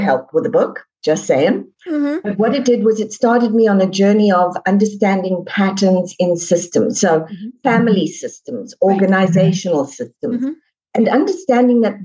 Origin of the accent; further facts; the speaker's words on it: South Africa; moved away as an adult; now in United States; So I'm originally from South Africa, mm-hmm. born and raised, and we moved over here